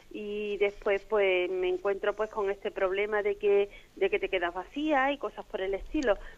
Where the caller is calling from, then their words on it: Madrid, Community of Madrid, Spain; aquí de Madrid.